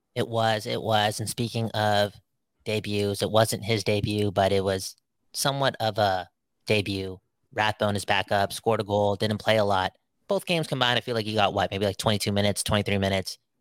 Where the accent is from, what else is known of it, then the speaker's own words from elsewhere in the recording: Vancouver, British Columbia, Canada; We're from Vancouver to the West Coast.